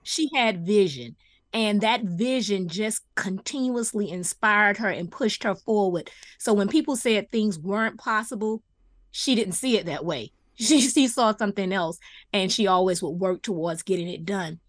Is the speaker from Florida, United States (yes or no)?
yes; Miami Gardens, Florida, United States; I'm a one that grew up in the city